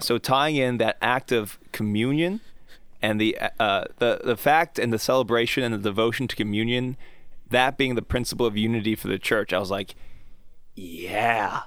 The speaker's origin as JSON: {"language": "English", "country": "United States", "said": "I'm an American"}